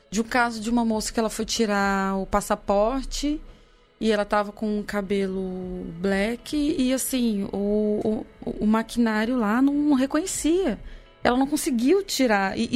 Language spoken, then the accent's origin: Portuguese; Cerrado, Brazil; Eu que sou nascida no Cerrado, o Cerrado é, é a nossa savana também.